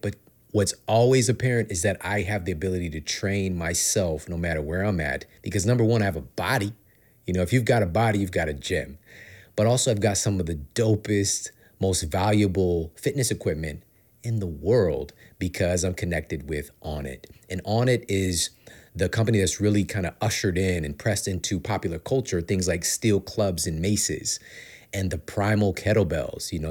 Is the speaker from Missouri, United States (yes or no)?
yes; St. Louis, Missouri, United States; moved away as an adult; now in Los Angeles, United States; I grew up, born and raised in St. Louis